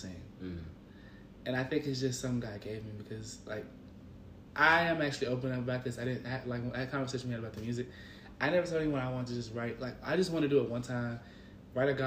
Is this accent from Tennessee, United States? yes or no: yes; Memphis, Tennessee, United States; I'm from Memphis.